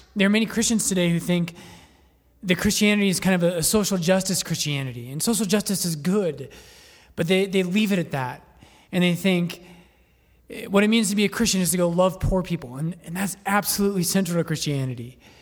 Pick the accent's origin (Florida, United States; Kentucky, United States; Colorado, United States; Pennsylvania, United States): Colorado, United States; Littleton; also born or lived in Boulder; I'm not from Boulder, I'm from Littleton, but I did go to school in Boulder